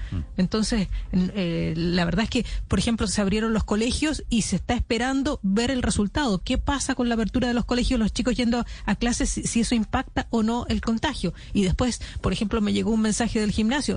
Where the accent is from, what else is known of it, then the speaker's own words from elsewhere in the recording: Chile; accent: Chilean; now in London, United Kingdom; por mi acento se dará cuenta que soy chilena